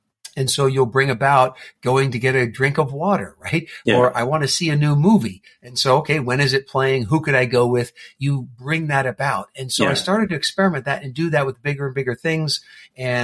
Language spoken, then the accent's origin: English; New Jersey, United States; I grew up in New Jersey